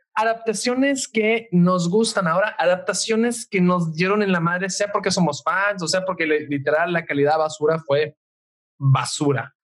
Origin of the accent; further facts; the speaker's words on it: Italy; moved away; yo soy italiano